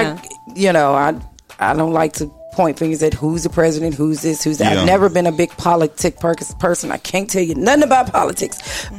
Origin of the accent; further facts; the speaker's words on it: Michigan, United States; I'm from Michigan.